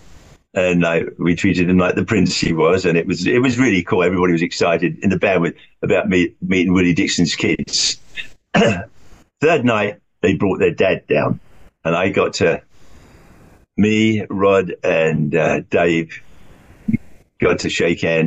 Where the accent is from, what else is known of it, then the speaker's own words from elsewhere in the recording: London, United Kingdom; moved away; When I was growing up in London